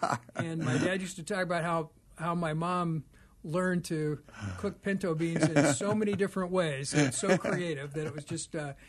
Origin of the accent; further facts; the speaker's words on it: Oklahoma, United States; now in Scottsdale, Arizona, United States; Born in Oklahoma, mm-hmm. and my parents were from there, and my father was an Assembly of God minister.